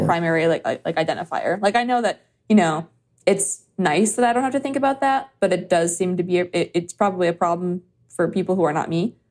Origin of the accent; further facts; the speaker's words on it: Chicago, Illinois, United States; I'm from Chicago, from the South Side.